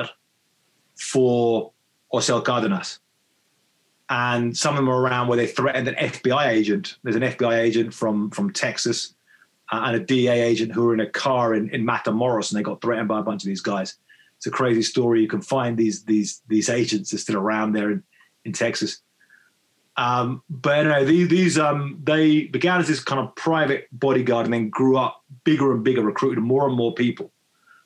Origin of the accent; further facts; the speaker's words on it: Brighton, South East England, United Kingdom; moved away as an adult; now in Mexico; I grew up in Brighton